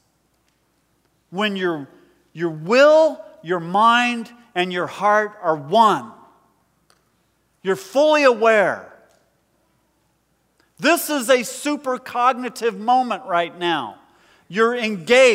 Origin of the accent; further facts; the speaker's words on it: United States; us, as American Christians